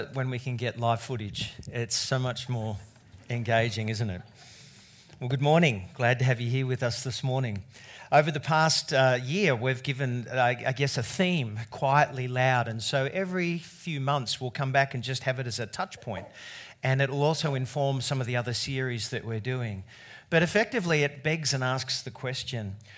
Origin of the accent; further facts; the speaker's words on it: Australia; as an Australian